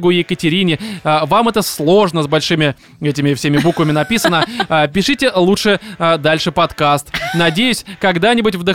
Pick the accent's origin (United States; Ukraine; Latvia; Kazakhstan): Kazakhstan; Almaty; moved away as an adult; also born or lived in Moscow; now in Innopolis, Russia; А сам я из Казахстана, родился и вырос в славном городе Алматы. А в Москву пригласила IT-компания